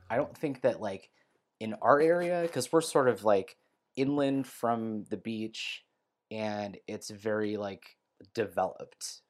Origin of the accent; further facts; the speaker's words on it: Bay Area, California, United States; now in Southern California, United States; I grew up in the Bay Area, and I live in Southern California now